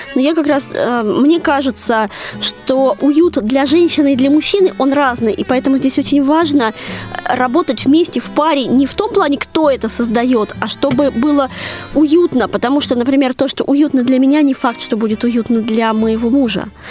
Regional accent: Moscow, Russia; когда-то в Москве в моем детстве

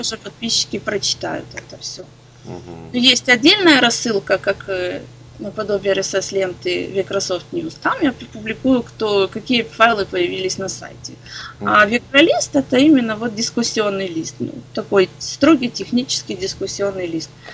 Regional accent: Odesa, Odesa Oblast, Ukraine; я из Одессы

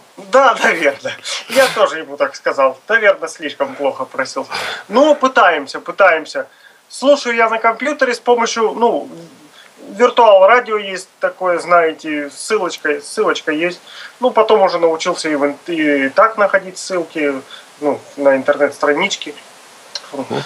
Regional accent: Astrakhan Oblast, Russia; Я из Астраханской области

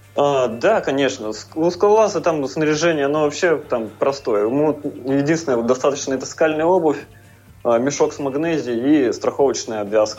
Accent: Tomsk, Tomsk Oblast, Russia; я из Томска

